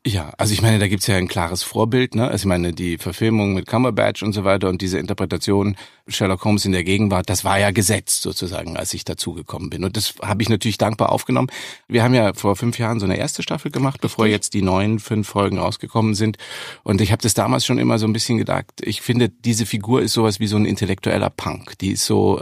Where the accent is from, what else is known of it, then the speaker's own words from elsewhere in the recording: Munich, Bavaria, Germany; ich komme aus München, auch wenn man das nicht so deutlich hört